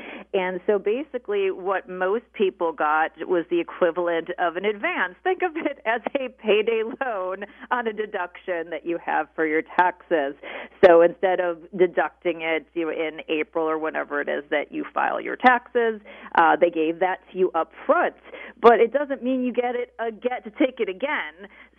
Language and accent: English; Chicago, Illinois, United States; also born or lived in Pennsylvania / California; I grew up on the North Shore of Chicago after living in Pennsylvania and California, back here again.